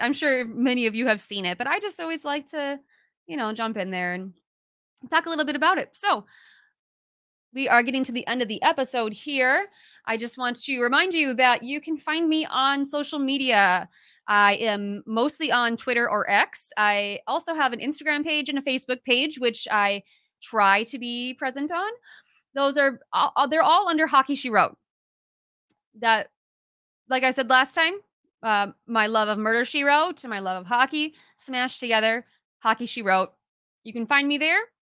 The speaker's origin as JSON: {"language": "English", "region": "Minnesota", "country": "United States", "said": "I'm a Minnesotan"}